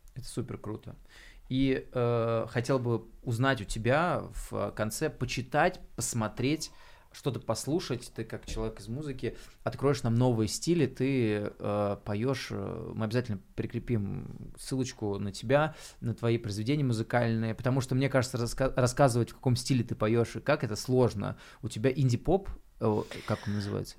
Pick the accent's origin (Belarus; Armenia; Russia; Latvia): Russia; Klintsy, Bryansk Oblast; moved away as an adult; now in Moscow, Russia; я из Брянской области города Клинцы приехал